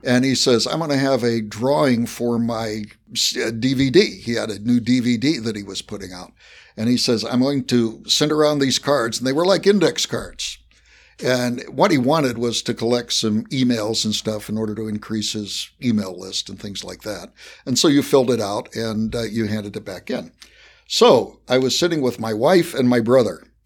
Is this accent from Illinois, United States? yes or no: no; West Virginia, United States; accent: Appalachian; moved away; I was, I was born in West Virginia, so I have mastered an Appalachian accent.